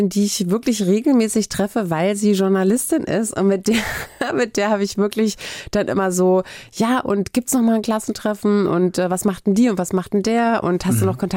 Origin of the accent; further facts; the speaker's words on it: Hamburg, Germany; ich komme aus Barmbek